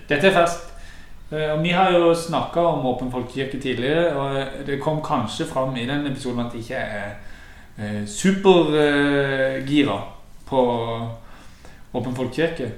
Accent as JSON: {"language": "Norwegian", "area": "Sørlandet", "region": "Agder", "country": "Norway"}